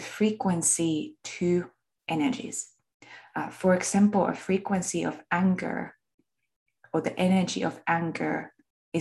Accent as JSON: {"language": "English", "country": "Finland", "tie": "born or raised there", "accent": "Finnish", "said": "I was born and raised in Finland. That's where my accent comes from."}